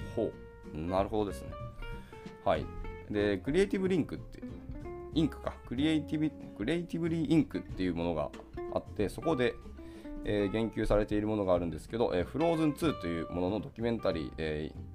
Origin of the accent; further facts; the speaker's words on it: Hiroshima, Japan; 僕の地元広島